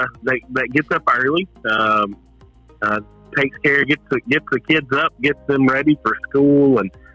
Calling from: Hazard, Kentucky, United States; So I am calling from a little bitty town in southeastern Kentucky called Hazard.

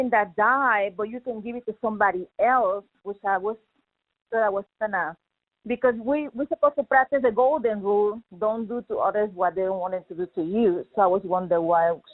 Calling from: Arkansas, United States; I'm calling from Arkansas.

